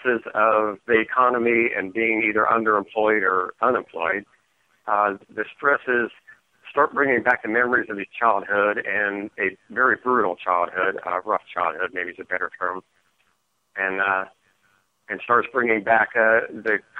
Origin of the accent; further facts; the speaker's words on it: Ohio, United States; Mike and I grew up in Ohio with our sisters